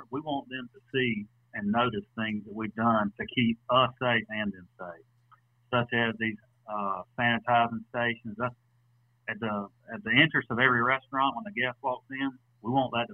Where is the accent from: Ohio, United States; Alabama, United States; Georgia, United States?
Georgia, United States; Atlanta; me and Brandon have been best friends since we were probably 7 years old. We grew up together in Atlanta